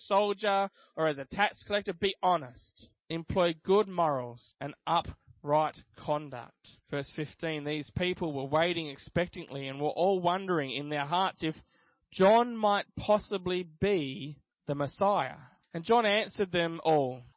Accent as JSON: {"language": "English", "country": "Australia", "tie": "born or raised there", "said": "I'm Australian because I was born here"}